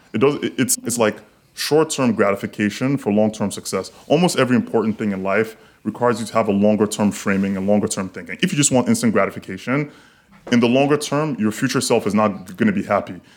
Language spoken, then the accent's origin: English; Lagos, Nigeria; now in Miami, United States; I grew up in Lagos